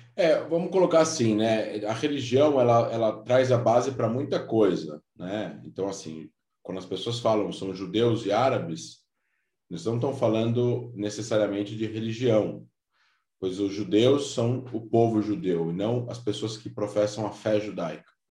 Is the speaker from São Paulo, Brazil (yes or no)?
yes; São Paulo, Brazil; moved away; also born or lived in Israel / Rio de Janeiro; vim a São Paulo depois, que é onde eu nasci